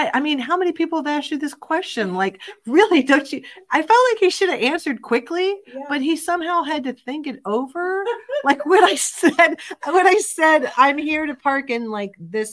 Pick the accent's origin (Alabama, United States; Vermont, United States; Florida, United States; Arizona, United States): Florida, United States; I'm from Florida